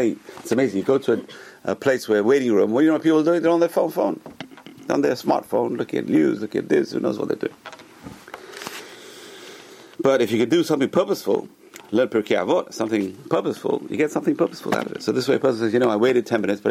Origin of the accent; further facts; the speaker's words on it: England, United Kingdom; when I was a kid, growing up in England